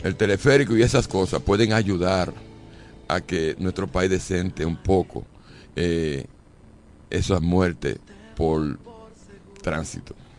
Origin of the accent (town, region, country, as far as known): Dominican Republic